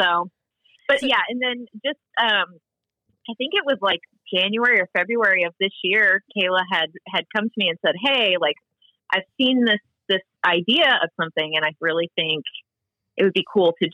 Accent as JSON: {"language": "English", "region": "Missouri", "country": "United States", "also_born_or_lived": "New Jersey / Oklahoma", "said": "move back to Missouri, where we're from"}